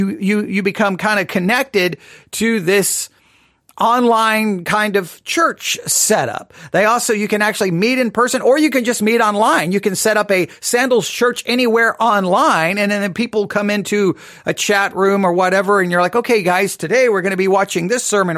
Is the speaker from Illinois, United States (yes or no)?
no; West Texas, United States; moved away; also born or lived in Nebraska; growing up in West Texas